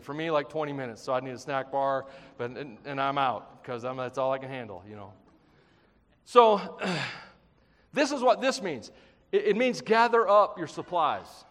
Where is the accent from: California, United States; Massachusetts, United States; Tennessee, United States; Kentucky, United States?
Tennessee, United States; I'm from Tennessee.